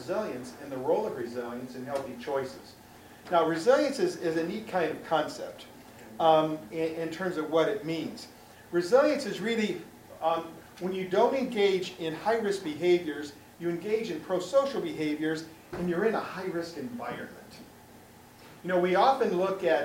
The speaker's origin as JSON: {"language": "English", "town": "Chicago", "region": "Illinois", "country": "United States", "tie": "born or raised there", "also_born_or_lived": "Miami / Kentucky", "moved": "yes", "said": "I was born and raised in Chicago, which is why I speak English perfectly."}